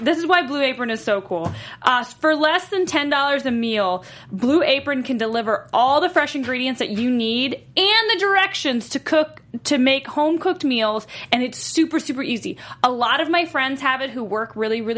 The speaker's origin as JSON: {"language": "English", "region": "North Carolina", "country": "United States", "said": "I'm from North Carolina"}